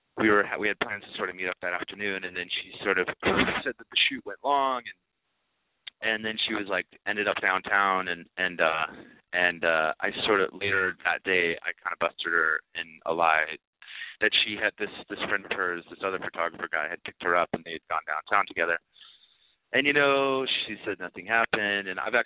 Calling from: Los Angeles, California, United States; I'm calling from Los Angeles, of course.

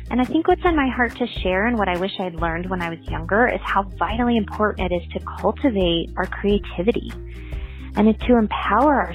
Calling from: Colorado, United States; I'm from Colorado.

